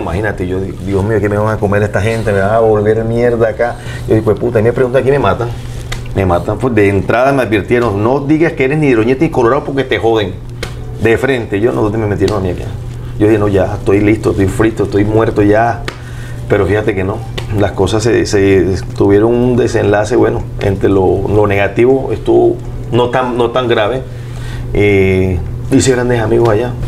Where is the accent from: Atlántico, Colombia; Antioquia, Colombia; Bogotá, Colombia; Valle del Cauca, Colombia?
Atlántico, Colombia; Barranquilla; yo soy de Barranquilla